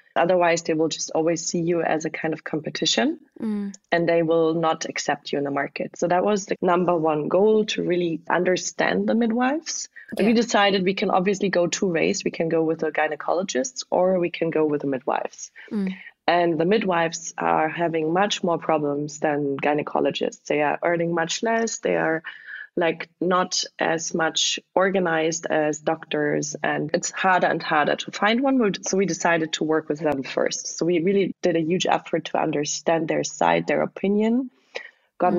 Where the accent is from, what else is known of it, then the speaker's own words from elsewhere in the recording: close to the French border, southwest Germany, Germany; moved away; also born or lived in Berlin; I'm originally from Eastern Germany, but grew up in the southwest of Germany, close to the French border